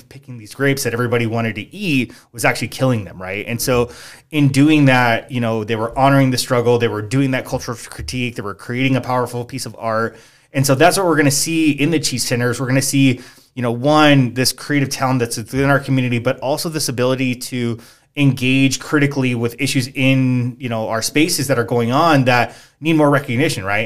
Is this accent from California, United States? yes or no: yes; Maywood, California, United States; moved away as an adult; now in San Jacinto, United States; I'm originally from the East L A area. We lived in a small area called Maywood.